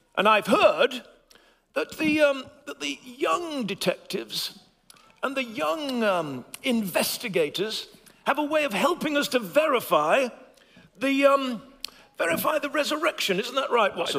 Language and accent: English; England, United Kingdom; my voice may become a little bit posher as an Englishman